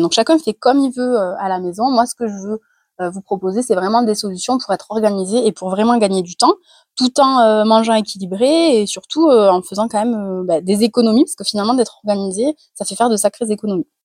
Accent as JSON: {"language": "French", "town": "Carcassonne", "region": "Occitania", "country": "France", "said": "super accent euh, anglais quand on vient de Carcassonne"}